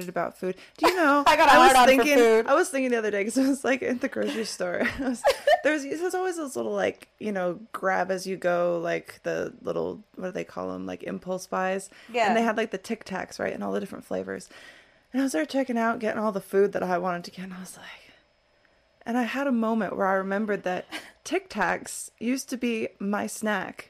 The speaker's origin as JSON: {"language": "English", "region": "Midwest", "country": "United States", "tie": "born or raised there", "said": "I grew up in the Midwest"}